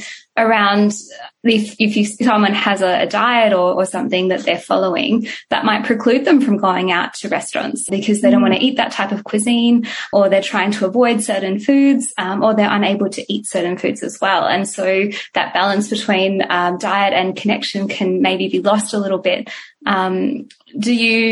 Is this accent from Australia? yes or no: yes; Perth, Western Australia, Australia; moved away; I grew up in Perth, so I've moved away from Perth and from my family.